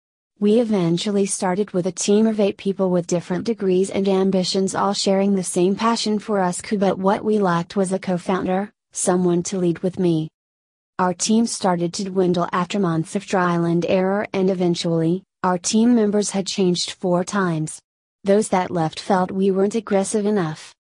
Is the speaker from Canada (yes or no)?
no; Malaysia; Growing up in Malaysia, I didn't get much support to embark on the entrepreneurial journey immediately after graduation.